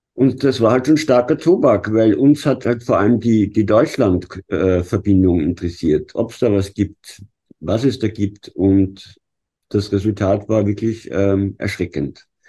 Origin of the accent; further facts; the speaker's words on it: Vienna, Austria; als Wiener